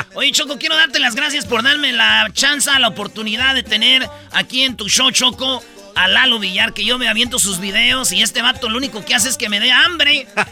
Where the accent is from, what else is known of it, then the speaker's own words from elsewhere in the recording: Michoacán, Mexico; yo soy de Michoacán